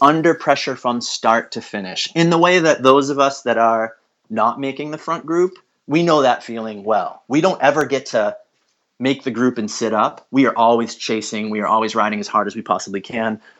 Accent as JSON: {"language": "English", "country": "United States", "also_born_or_lived": "New England", "said": "as an American"}